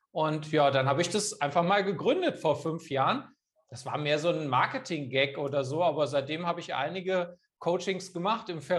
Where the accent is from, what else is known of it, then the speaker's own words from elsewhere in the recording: Kassel, Hesse, Germany; born there; studiert in Kassel, wo ich geboren bin, Wirtschaftswissenschaften